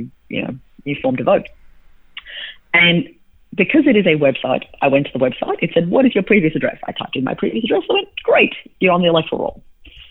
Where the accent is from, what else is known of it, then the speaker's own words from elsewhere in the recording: Australia; now in United States; I'm an Australian citizen